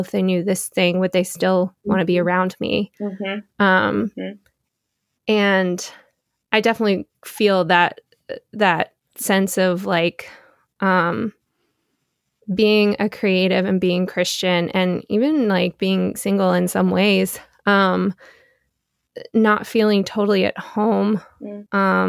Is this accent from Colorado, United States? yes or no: no; Beaufort, North Carolina, United States; born or raised there; moved away as an adult; now in New York, United States